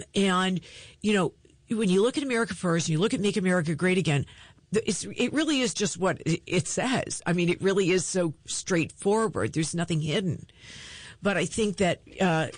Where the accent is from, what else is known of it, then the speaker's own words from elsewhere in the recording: Montgomery County, Maryland, United States; I grew up in Montgomery County